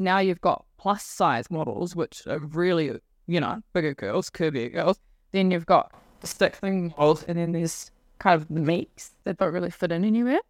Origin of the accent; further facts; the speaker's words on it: Whanganui, Manawatū-Whanganui, New Zealand; moved away as an adult; also born or lived in Wellington; So I grew up on a farm just north of there